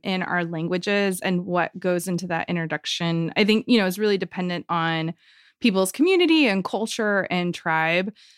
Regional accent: Joplin, Missouri, United States; now in Tahlequah, United States; I live in Tahlequah, Oklahoma, and I grew up in Joplin, Missouri

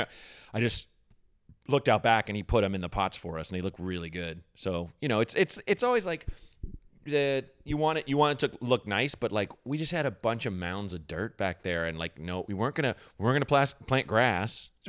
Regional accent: Portland, Oregon, United States; the Portland Mercury that's like my hometown, like indie paper

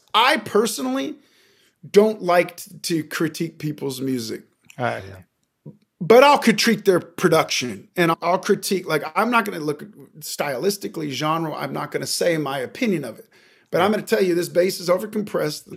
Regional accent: Seattle, Washington, United States; now in Los Angeles, United States; I'm from Seattle originally, but I've been in LA for many years

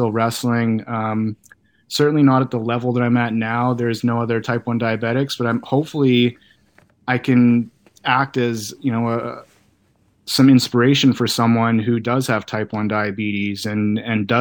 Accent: Canada; being a kid from Canada

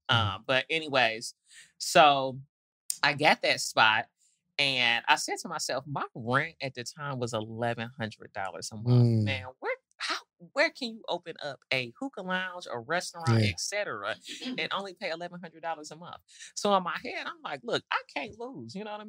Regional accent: Detroit, Michigan, United States; also born or lived in Nashville; now in Atlanta, United States; And so when I first moved here, I used to be on Peter Street a lot. Yeah. And coming from, I grew up in Detroit, but moved to Nashville in my younger days.

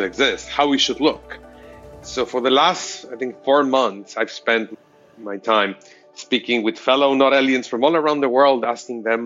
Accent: Mexico City, Mexico; now in United States; I was originally from Mexico City, and it took me 11 years to actually get my green card here in the U.S.

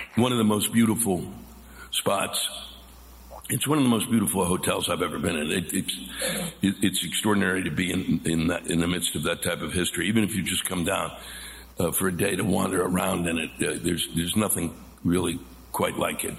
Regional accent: Washington, District of Columbia, United States; I was born and raised around Washington D.C.

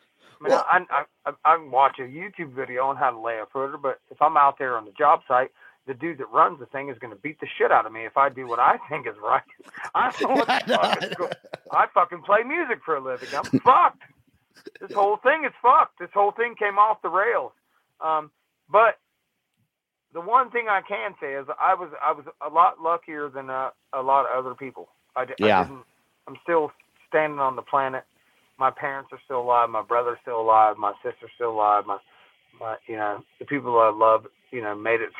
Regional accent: West Virginia, United States; now in Columbus, United States; I grew up in West Virginia, so I'm redneck as fuck

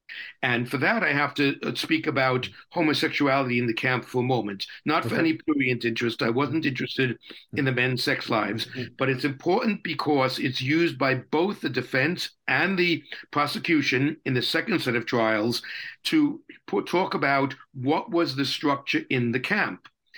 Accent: New York City, New York, United States; now in Canada; And as you guessed from the accent, I am from Brooklyn, New York.

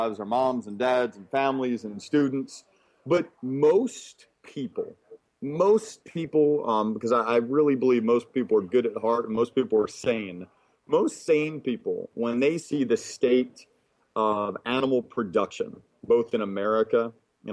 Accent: Birmingham, Alabama, United States; I was raised in Birmingham, Alabama

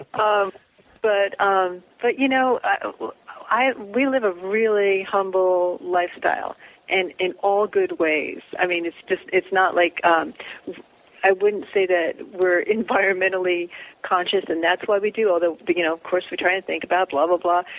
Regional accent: Philadelphia, United States; moved away as an adult; also born or lived in New Jersey; now in Pacific Northwest; I was born in Philadelphia

